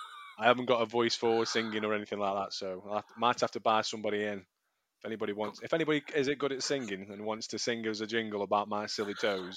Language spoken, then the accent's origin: English; Leek, West Midlands, United Kingdom; now in Stoke-on-Trent, United Kingdom; I do live in Stoke-on-Trent, but I'm not originally from Stoke-on-Trent. I'm originally from a little town outside of Stoke-on-Trent in Staffordshire. So Leek.